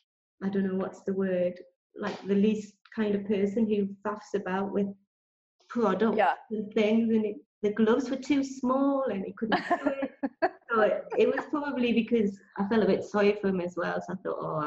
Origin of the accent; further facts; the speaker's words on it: England, United Kingdom; now in Spain; I stand out anyway because I'm English